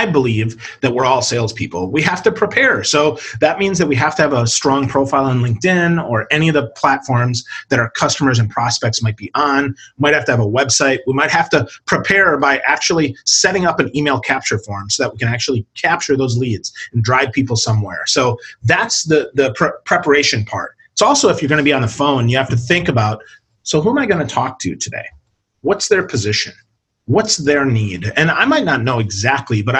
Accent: Wisconsin, United States; moved away; I'm originally from Wisconsin

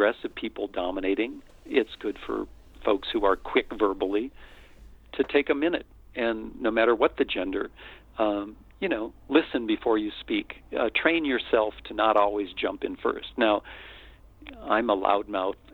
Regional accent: United States; I'm white, I'm male, I'm American

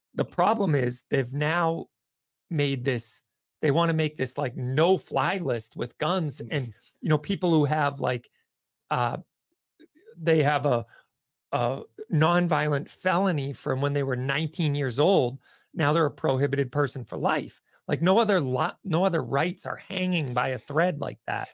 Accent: Dennis, Massachusetts, United States; I grew up in Dennis, so I went to Tech.

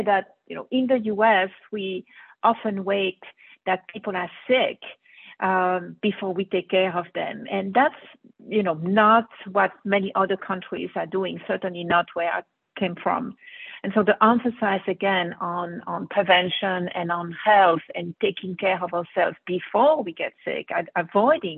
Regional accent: Brussels, Brussels-Capital Region, Belgium; moved away as an adult; now in United States; I grew up in Belgium, Brussels, where I went to medical school, and then moved into the U.S.

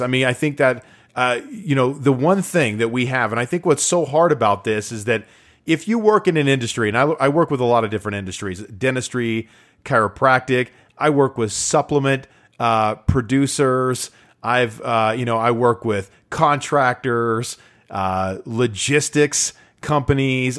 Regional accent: Utah, United States; live in my home state of Utah

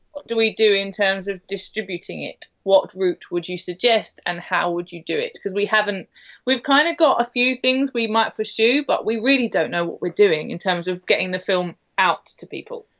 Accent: United Kingdom; as a British person

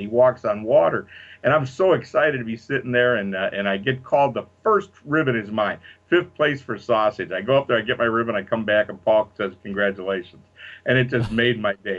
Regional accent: Chicago, Illinois, United States; I'm from Chicago

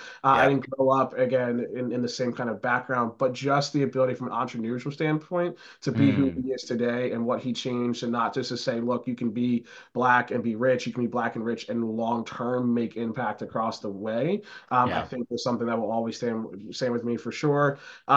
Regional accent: New Jersey, United States; also born or lived in Philadelphia area; So being from the Philly area, I'm not Philly. I mean, I grew up in Jersey. I call myself a Philly person

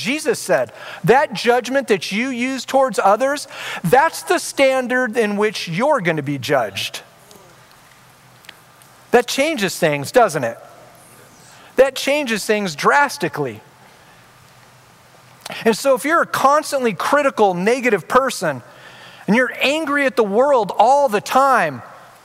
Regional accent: Orange County, California, United States; I grew up in Orange County

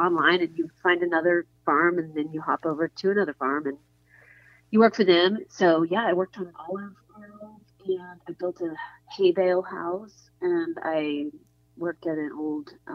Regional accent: Midland, Texas, United States; moved away as an adult; also born or lived in Santa Barbara, California; now in Austin, United States; I grew up in West Texas, right? In a town called Midland, the oil area.

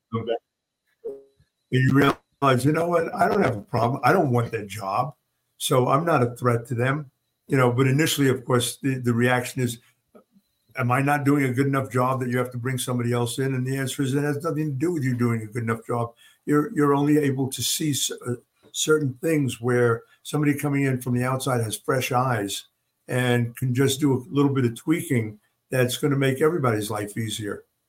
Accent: New York, United States; moved away; also born or lived in Oklahoma / Kalamazoo, Michigan; growing up in New York

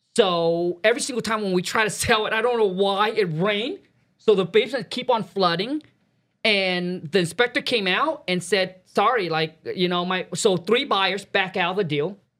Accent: Vietnam; now in United States; I was born in Vietnam, raised up in a mud hut, super poor

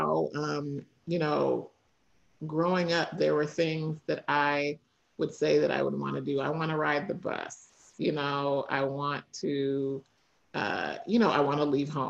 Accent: Kentucky, United States; moved away; also born or lived in Tennessee / Washington, D.C.; I grew up in Kentucky.

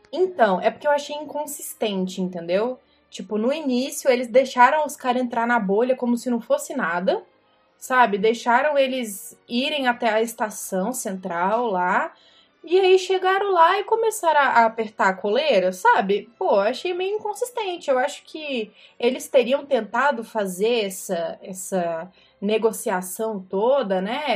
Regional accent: Brasília, Federal District, Brazil; Eu sou de Brasília

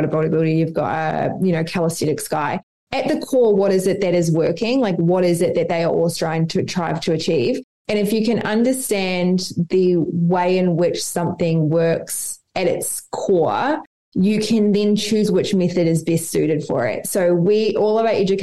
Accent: New Zealand; now in Australia; I'm from New Zealand, live in Australia.

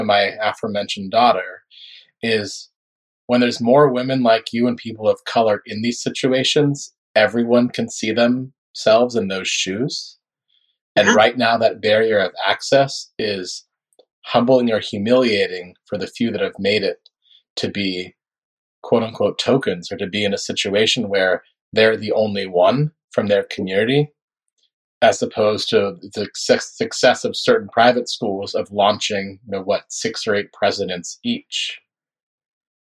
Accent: Northern Florida, United States; I grew up in Florida, but I grew up in Northern Florida, which is much more like Southern Georgia than it is the Miami people or Palm Beach people know

